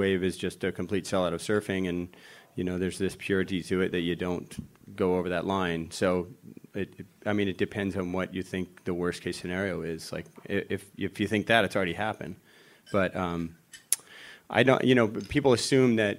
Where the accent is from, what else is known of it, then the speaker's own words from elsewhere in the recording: Florida, United States; I grew up in Florida